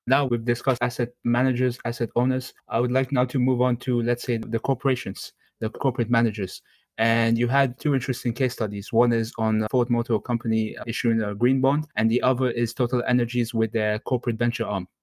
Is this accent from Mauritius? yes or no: yes; Mauritius; I'm from Mauritius, but I'm also of Indian origin